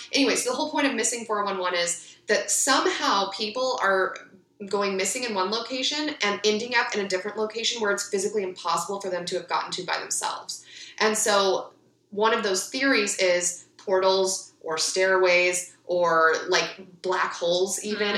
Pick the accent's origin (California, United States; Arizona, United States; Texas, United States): California, United States; Ventura; I grew up in Ventura